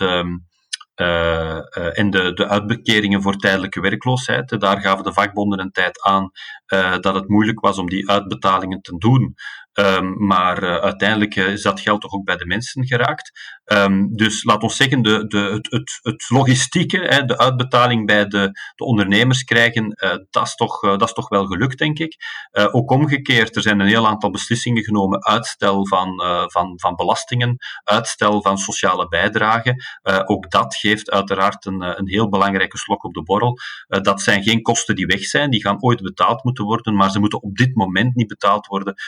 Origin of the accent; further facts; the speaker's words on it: Antwerp, Flanders, Belgium; als Antwerpenaar